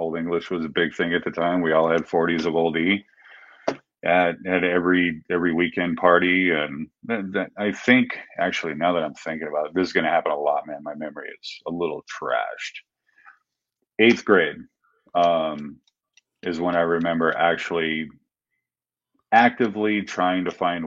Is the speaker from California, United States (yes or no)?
yes; Simi Valley, California, United States; also born or lived in Panorama City, California; I was born in Panorama City and raised in Simi Valley, California